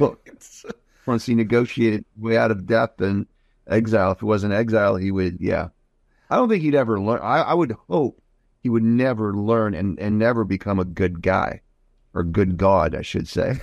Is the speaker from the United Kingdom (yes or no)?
no; Croatia; I'm from Croatia